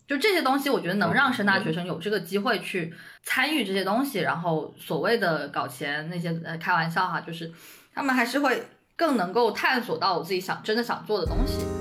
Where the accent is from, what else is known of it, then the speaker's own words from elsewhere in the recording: Shenzhen, Guangdong, China; moved away as an adult; now in Beijing, China; 我其实一直都在深圳嘛，我在深圳出生，长大嗯。读书，然后也没有接触过北京